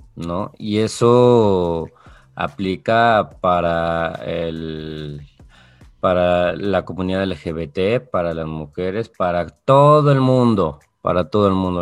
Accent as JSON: {"language": "Spanish", "country": "Mexico", "said": "soy mexicano"}